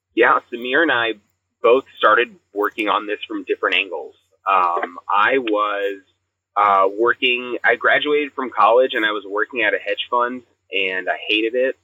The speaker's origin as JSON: {"language": "English", "region": "the South", "country": "United States", "tie": "born or raised there", "said": "we grew up in the South"}